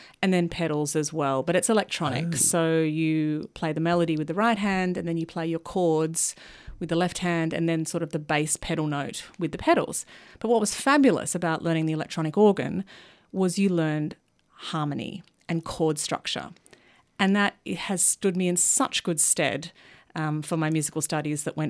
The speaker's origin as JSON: {"language": "English", "town": "Melbourne", "region": "Victoria", "country": "Australia", "tie": "born or raised there", "also_born_or_lived": "Sydney", "moved": "yes", "said": "I grew up in Melbourne."}